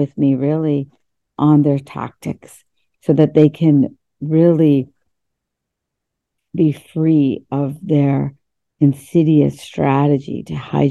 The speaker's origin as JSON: {"language": "English", "region": "West Virginia", "country": "United States", "tie": "born or raised there", "also_born_or_lived": "India", "second_language": "English", "said": "through America's public school system in West Virginia, growing up in West Virginia"}